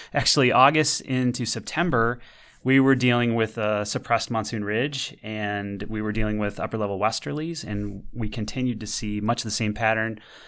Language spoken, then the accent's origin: English; Michigan, United States; accent: Midwestern; I'm from Michigan. So, you know, my Midwestern pronunciations are in full effect right here.